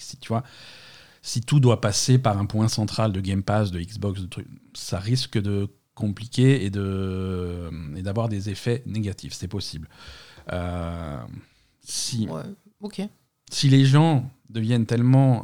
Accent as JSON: {"language": "French", "town": "Marseille", "region": "Provence-Alpes-Côte d'Azur", "country": "France", "said": "on est Marseillais"}